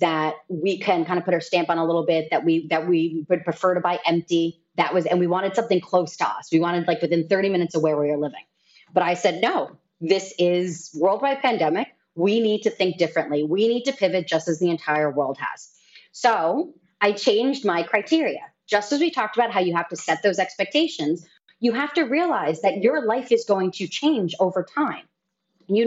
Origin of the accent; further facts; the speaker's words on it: New York, United States; now in Dominican Republic; I'm a New Yorker